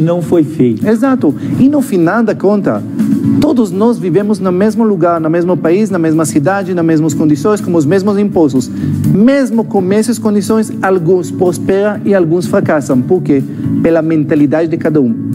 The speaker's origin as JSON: {"language": "Portuguese", "country": "Israel", "second_language": "Portuguese", "moved": "as an adult", "lives_now": "Brazil", "said": "eu sou israelense, esse sotaque não é da Bahia"}